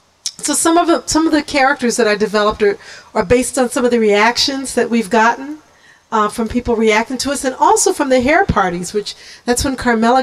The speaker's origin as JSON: {"language": "English", "town": "Kansas City", "region": "Missouri", "country": "United States", "tie": "born or raised there", "said": "growing up in Kansas City in the 50s"}